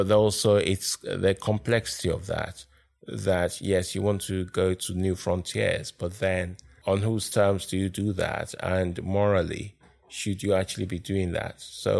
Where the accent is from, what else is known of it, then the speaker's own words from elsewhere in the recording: Nigeria; moved away as an adult; also born or lived in Lagos, Nigeria; now in London, United Kingdom; I was born in London, but I grew up in Nigeria.